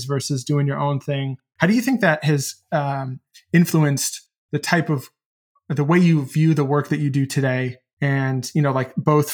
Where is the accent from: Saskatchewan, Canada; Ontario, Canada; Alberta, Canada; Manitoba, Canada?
Ontario, Canada; Toronto; I'm from Toronto